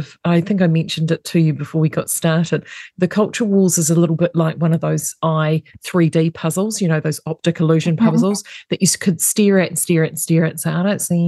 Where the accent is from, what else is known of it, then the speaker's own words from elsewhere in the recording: New Zealand; as a New Zealander